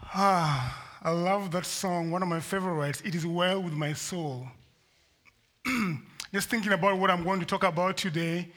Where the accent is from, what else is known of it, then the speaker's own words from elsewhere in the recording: Kenya; moved away as an adult; I'm from Kenya originally. I've been here for a number of years. I came to school.